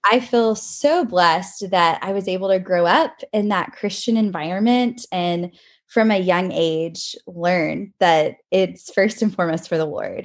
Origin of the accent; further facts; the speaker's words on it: College Station, Texas, United States; I grew up in College Station, Texas, and I currently live here as well